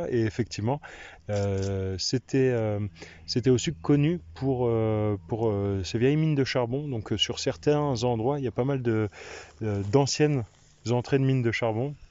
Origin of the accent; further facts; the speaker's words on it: Reichshofen, Grand Est, France; moved away; Du nord de Strasbourg, à Reichshofen